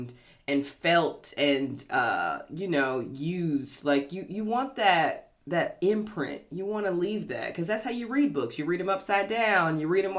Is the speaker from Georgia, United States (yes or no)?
yes; Georgia, United States; I'm not from Memphis, I'm from Georgia